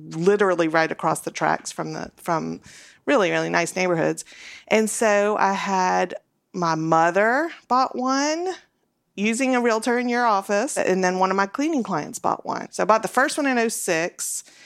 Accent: New Orleans, Louisiana, United States; now in Nashville, United States; I grew up in New Orleans in the 80s

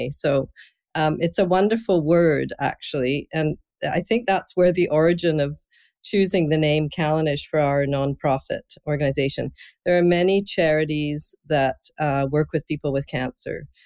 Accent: Scotland, United Kingdom; I'm originally from Scotland, and uh, that's my heritage all the way back

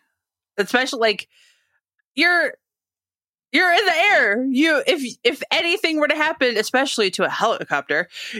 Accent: Michigan, United States; I'm from Michigan.

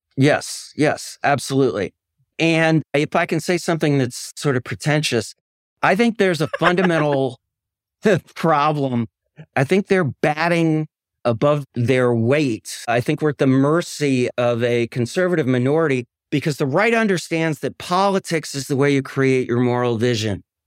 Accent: Madison, Wisconsin, United States; I'm from Madison, Wisconsin, which is a kind of, uh, progressive Shangri-La, uh, place I'm very proud to be from

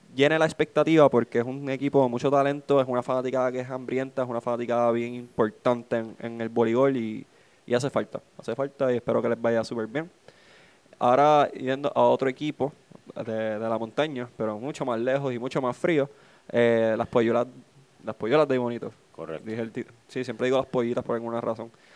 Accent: Trujillo Alto, Puerto Rico; Yo soy residente de Trujillo. Yo puedo decir que soy de Cabo hasta lo que quieran, pero yo soy. Yo he vivido toda mi vida en Trujillo

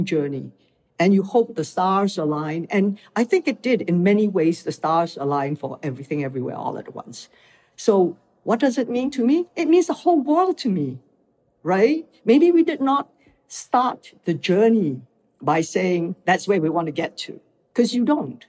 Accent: Malaysia; moved away as an adult; also born or lived in Hong Kong; now in United States; I came from Malaysia, where I grew up

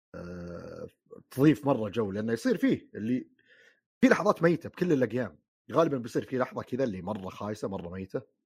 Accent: Saudi Arabia; عندنا في السعوديه

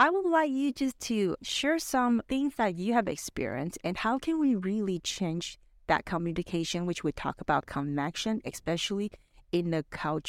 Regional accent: Vancouver, British Columbia, Canada; I'm an Asian, growing up in Vancouver, in North America, since I was young.

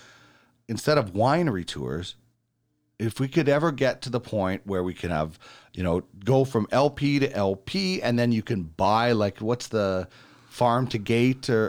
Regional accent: Manitoba, Canada; also born or lived in northern Alberta; now in Alberta, Canada; I'm from Manitoba

